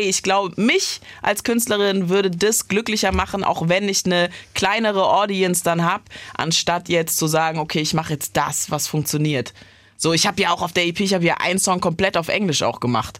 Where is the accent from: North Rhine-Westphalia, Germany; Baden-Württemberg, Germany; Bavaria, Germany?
Baden-Württemberg, Germany; Heidelberg; bin ich in Heidelberg aufgewachsen